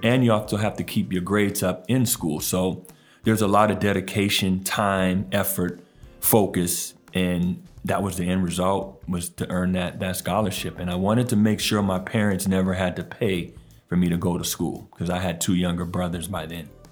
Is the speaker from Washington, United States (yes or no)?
yes; Tacoma, Washington, United States; born or raised there; moved away as an adult; also born or lived in New Orleans, Louisiana / Roseburg, Oregon / Idaho; now in Portland, United States